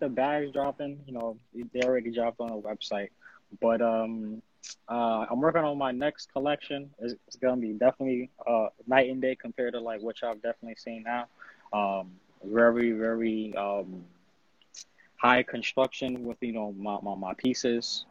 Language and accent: English; United States; as an American design designer